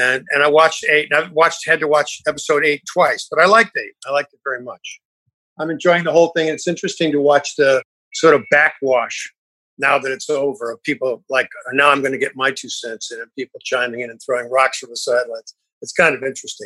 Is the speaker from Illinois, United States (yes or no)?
yes; Illinois near Chicago, United States; I grew up in Illinois near Chicago